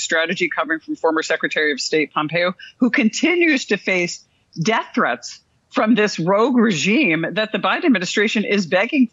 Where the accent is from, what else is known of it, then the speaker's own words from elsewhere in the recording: Rome, New York, United States; I am from Rome, New York, which is where the Air Force Research Lab Directorate is